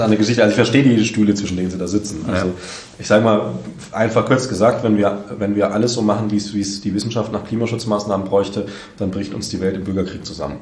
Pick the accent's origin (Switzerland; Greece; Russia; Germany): Germany; Bavaria; now in Saxony, Germany; ich komme aus Bayern